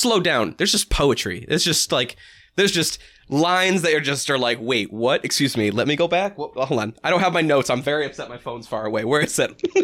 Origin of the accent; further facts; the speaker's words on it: New Hampshire, United States; We're from New Hampshire